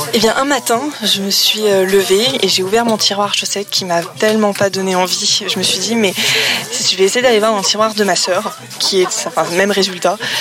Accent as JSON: {"language": "French", "area": "Paris region", "region": "Île-de-France", "country": "France", "moved": "as an adult", "lives_now": "Le Havre, France", "said": "je suis originaire de la région parisienne et habite au Havre depuis trois ans"}